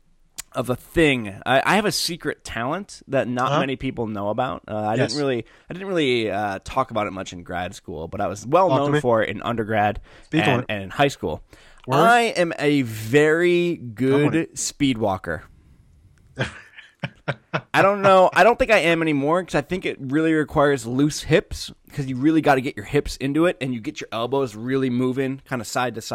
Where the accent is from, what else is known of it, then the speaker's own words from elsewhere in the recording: Michigan, United States; moved away; a good Michiganian